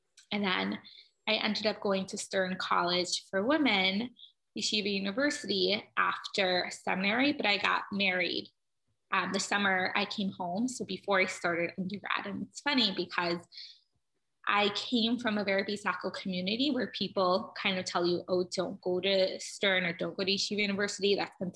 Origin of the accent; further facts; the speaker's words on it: Cleveland, Ohio, United States; I grew up in Cleveland, Ohio